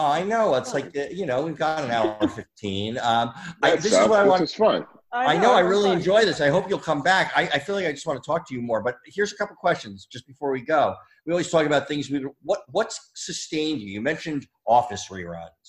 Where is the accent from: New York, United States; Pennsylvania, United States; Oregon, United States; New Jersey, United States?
New Jersey, United States; moved away; from my hometown in Jersey